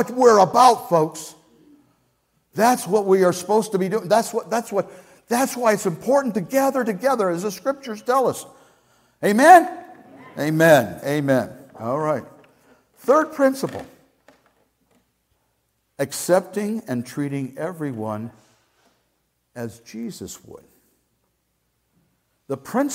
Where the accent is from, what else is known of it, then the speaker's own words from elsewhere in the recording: Scotland, United Kingdom; as a Scottish person